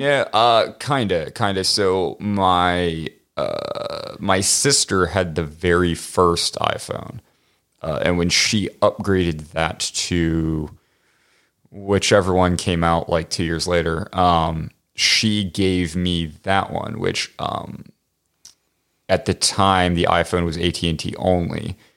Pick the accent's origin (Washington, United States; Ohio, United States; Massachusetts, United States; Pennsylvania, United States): Pennsylvania, United States; Pittsburgh; moved away; I'm from Pittsburgh originally